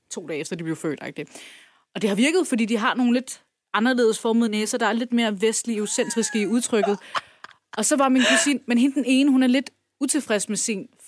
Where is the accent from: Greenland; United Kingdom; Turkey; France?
Turkey; now in Denmark; så er jeg kurder, kurder fra Tyrkiet.